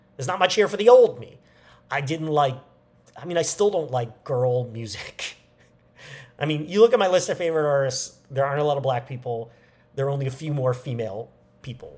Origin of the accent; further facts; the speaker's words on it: New York, United States; moved away; going back to New York, my hometown